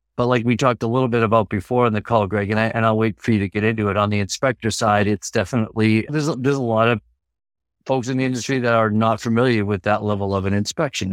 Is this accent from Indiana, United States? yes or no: no; Massachusetts, United States; now in Laconia, United States; I'm originally from Massachusetts